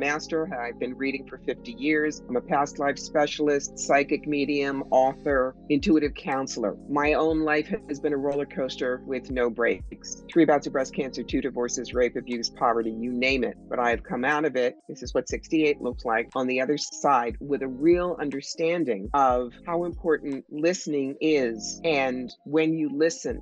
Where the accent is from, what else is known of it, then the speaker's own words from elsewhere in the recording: New York, United States; I'm from New York